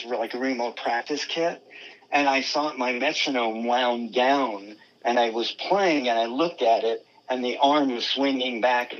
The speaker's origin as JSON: {"language": "English", "town": "San Jose", "region": "California", "country": "United States", "said": "I'm from San Jose"}